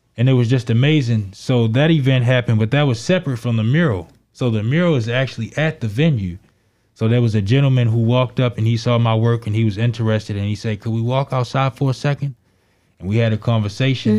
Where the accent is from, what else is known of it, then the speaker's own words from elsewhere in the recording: Baltimore, Maryland, United States; I grew up in Baltimore, Maryland, in Northwest Baltimore City.